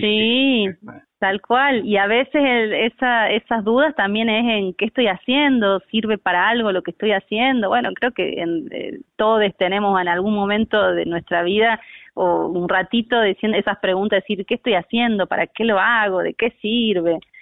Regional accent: Jujuy, Argentina; now in Córdoba, Argentina; actriz, eh, soy jujeña

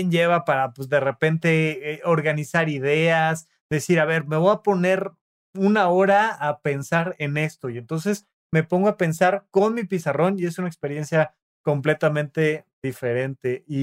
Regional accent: Toluca, State of Mexico, Mexico; Este, de donde yo vengo, escuché. Yo no dije qué pueblo. Toluca estaba en México, orgullosamente.

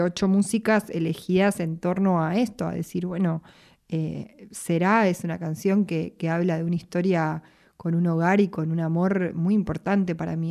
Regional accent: Buenos Aires, Argentina; yo soy de acá de Capital

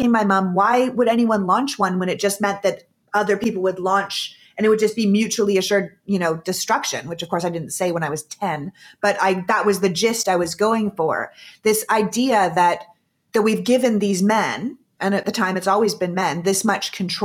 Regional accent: Canada; I grew up in Canada

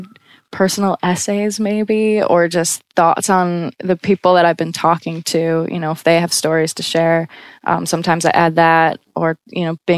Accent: United States; now in Brooklyn, United States; being a solo female traveler and clearly being American.

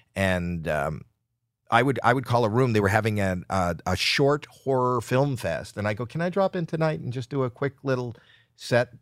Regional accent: Toronto, Ontario, Canada; moved away as an adult; now in United States; spent my first twenty-three years in Canada

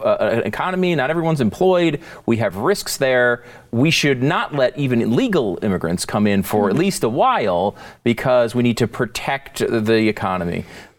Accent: New York, United States; born there; I was born in New York.

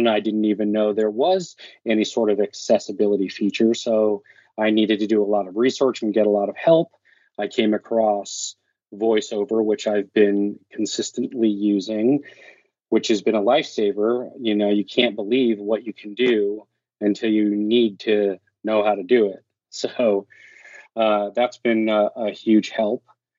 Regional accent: California, United States; now in Oregon, United States; So I am originally from California, now living in Oregon.

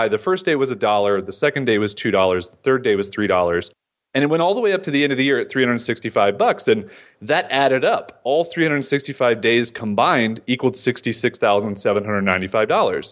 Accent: Florida, United States; I'm a nobody from Florida who lives in a beach town

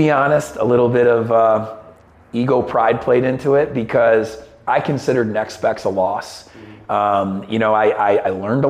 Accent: Syracuse, New York, United States; moved away; also born or lived in Birmingham; up to Syracuse, my hometown

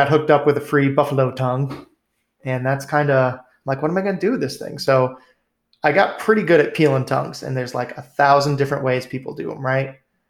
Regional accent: New England, United States; moved away; growing up in New England

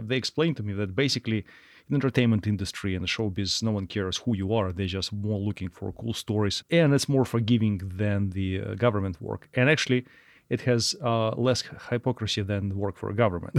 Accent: Russia; moved away as an adult; now in United States; we are from Russia and trained by Russians

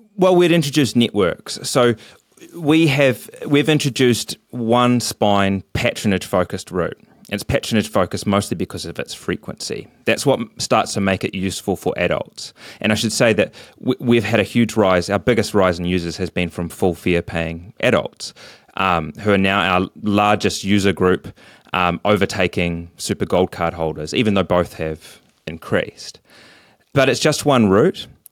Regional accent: Dunedin, Otago, New Zealand; I'd seen growing up in Dunedin

